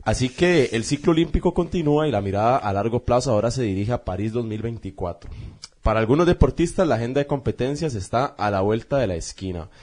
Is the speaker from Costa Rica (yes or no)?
yes; Costa Rica; somos más ticos que el gallo pinto